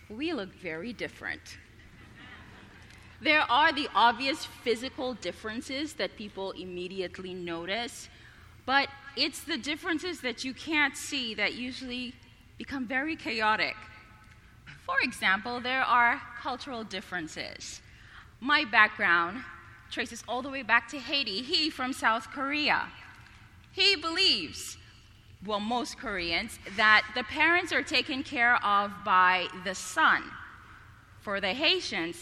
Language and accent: English; Bahamas; moved away; Being from an island, I was born in the Bahamas, 7 miles by 21 miles